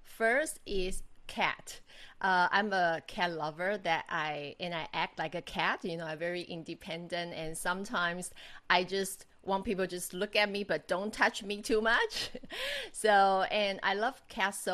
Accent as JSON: {"language": "English", "country": "Taiwan", "also_born_or_lived": "United States / Macau / Dubai, UAE / Australia", "moved": "as an adult", "said": "I'm Taiwanese, but I'm married Australian"}